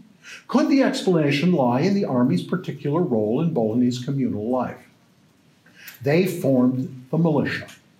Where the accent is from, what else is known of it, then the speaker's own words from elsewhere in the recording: United States; now in Canada; I'm an American